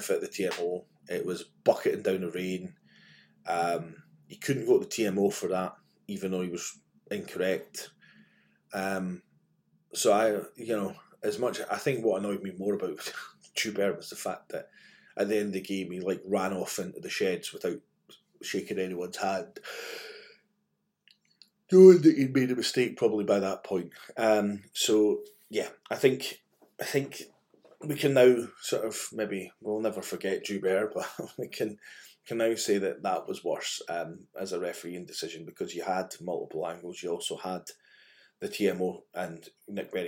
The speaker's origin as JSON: {"language": "English", "region": "Scotland", "country": "United Kingdom", "said": "as a Scotsman"}